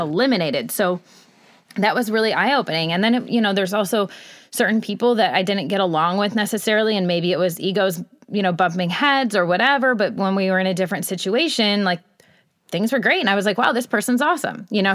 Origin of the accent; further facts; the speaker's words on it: Michigan, United States; moved away as an adult; also born or lived in Los Angeles, United States; I was raised in Michigan